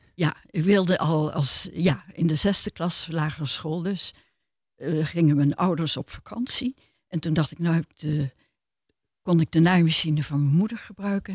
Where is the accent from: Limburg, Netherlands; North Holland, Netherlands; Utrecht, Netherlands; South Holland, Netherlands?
North Holland, Netherlands; Amsterdam; moved away as an adult; also born or lived in Maastricht; ik ben geboren in Amsterdam, dus dat is mijn jeugd geweest